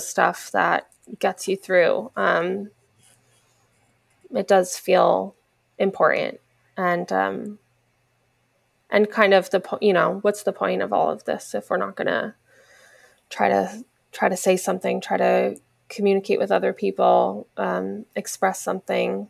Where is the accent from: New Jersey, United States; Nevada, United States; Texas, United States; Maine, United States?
New Jersey, United States; now in Los Angeles, United States; New Jersey, where I grew up